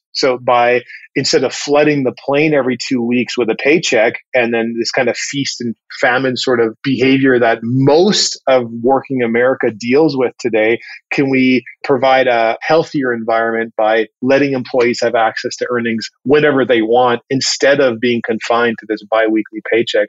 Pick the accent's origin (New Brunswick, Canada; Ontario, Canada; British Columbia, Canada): British Columbia, Canada; Vancouver; now in Atlanta, United States; I grew up in the Pacific Northwest in and around Vancouver, Canada.